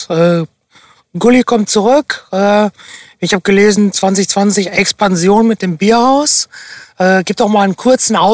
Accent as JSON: {"language": "German", "town": "Castrop-Rauxel", "region": "North Rhine-Westphalia", "country": "Germany", "said": "Ich komme aus Kastrop-Rauxel, deswegen okay."}